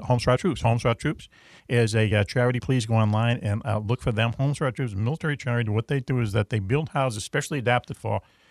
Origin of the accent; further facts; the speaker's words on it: Boston, Massachusetts, United States; I'm from Dorchester